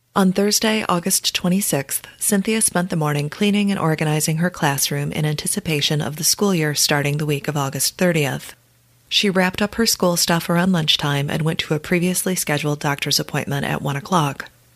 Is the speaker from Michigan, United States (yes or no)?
yes; Detroit, Michigan, United States; I was born and raised in the Detroit